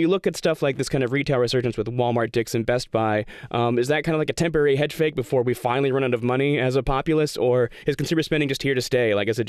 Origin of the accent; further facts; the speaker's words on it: Western Australia, Australia; We're from Western Australia, which is never been the cool part of Australia until right now.